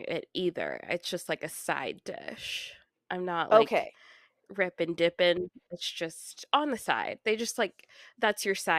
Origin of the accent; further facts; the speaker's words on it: Kansas, United States; And then I'm also from Kansas, so we eat cinnamon rolls with our chili.